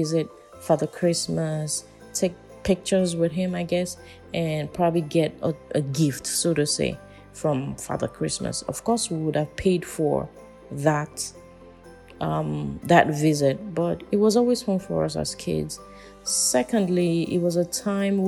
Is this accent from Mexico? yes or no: no; Nigeria; I'm from Nigeria